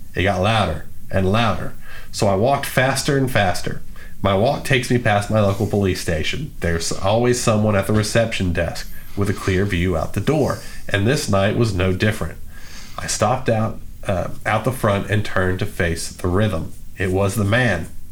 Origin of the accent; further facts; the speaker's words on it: Texas, United States; we're from Texas